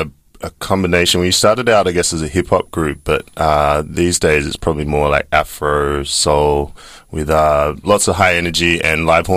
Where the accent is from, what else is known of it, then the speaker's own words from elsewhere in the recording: Sydney, New South Wales, Australia; moved away as an adult; also born or lived in Zimbabwe; now in Berlin, Germany; we're actually originally from Sydney, mm-hmm. But we've been based in Berlin almost 2 years now.